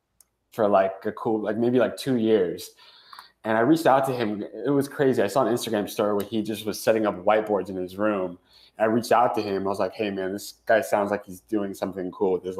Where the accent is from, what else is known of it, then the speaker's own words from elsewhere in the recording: Northern California, United States; moved away as an adult; also born or lived in Los Angeles; now in New York, United States; I'm currently living in New York, but born and raised in Northern California.